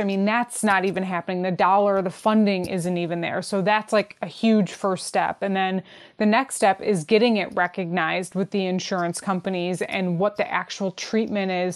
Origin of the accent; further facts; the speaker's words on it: Detroit, Michigan, United States; I'm from Detroit